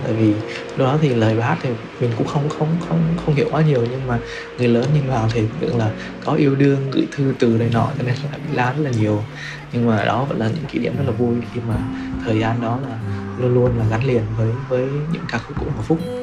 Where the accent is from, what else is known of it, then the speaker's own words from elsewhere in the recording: Quảng Trị, Vietnam; now in Ho Chi Minh City, Vietnam; mình đang sống tại thành phố Hồ Chí Minh, quê của mình thì ở Quảng Trị